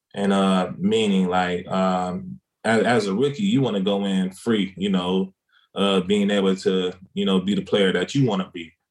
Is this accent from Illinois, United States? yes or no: no; South Carolina, United States; moved away as an adult; also born or lived in Kansas / Boise, Idaho; now in Dallas, United States; growing up in small city of South Carolina